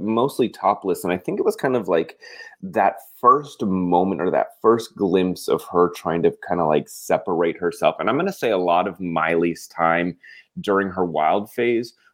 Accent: Castle Rock, Colorado, United States; I grew up in Colorado, in Castle Rock, Colorado.

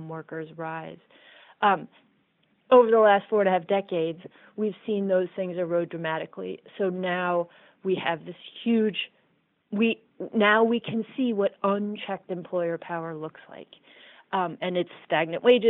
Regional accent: Iowa, United States; I grew up in Iowa.

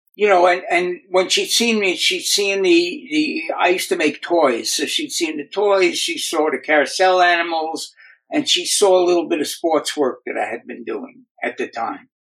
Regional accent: New York City, New York, United States; moved away as an adult; now in Southern California, United States; I grew up in the Bronx in New York City. Uh, I currently live now in Southern California, in beach town

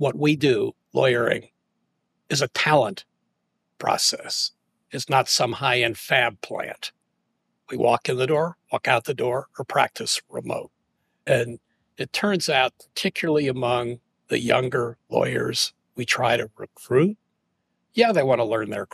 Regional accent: St. Louis, Missouri, United States; moved away as an adult; also born or lived in Washington, D.C.; I grew up in St. Louis

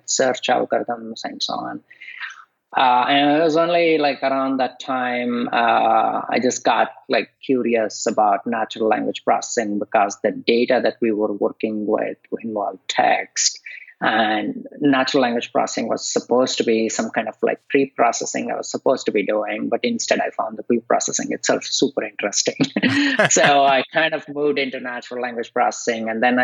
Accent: India; moved away; I grew up in India

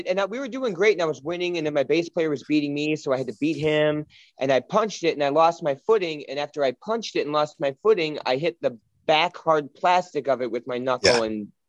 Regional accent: Kenosha, Wisconsin, United States; also born or lived in Los Angeles, California; now in Michigan, United States; It's most of my life was in Wisconsin.

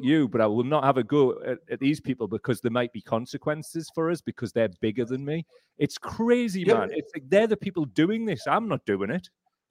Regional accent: the Northeast, North East England, United Kingdom; I was brought up in the Northeast.

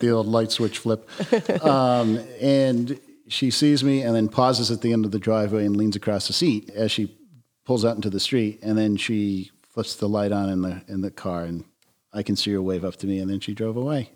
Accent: Taunton, Massachusetts, United States; I grew up in Taunton, Mass

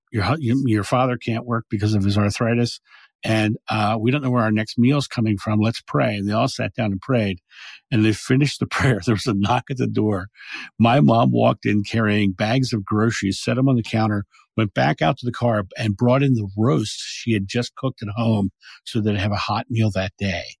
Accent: Rehoboth Beach, Delaware, United States; I grew up in Rehoboth Beach, Delaware

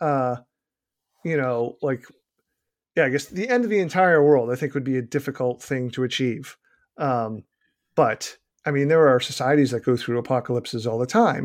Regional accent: Boston, Massachusetts, United States; accent: Boston; my innate Boston accent

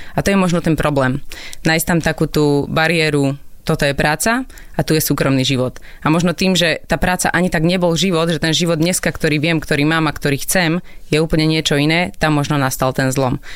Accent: Prievidza, Trenčín Region, Slovakia; also born or lived in Koh Phangan, Thailand; Ja som z Prievidze, zo stredného Slovenska

